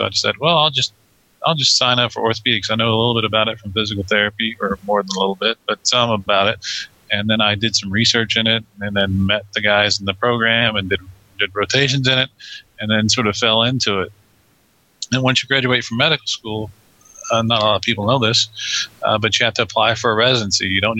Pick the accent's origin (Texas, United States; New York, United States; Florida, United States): Texas, United States; Sweeney; also born or lived in Dallas / Galveston; I'm 42. I grew up in Sweeney, which is where Aaron grew up, which is a very small town in Texas. We both graduated from Sweeney High School.